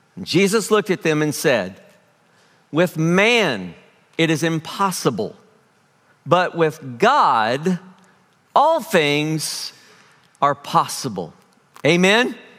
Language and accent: English; Springfield, United States; I am from Springfield, grew up here in Springfield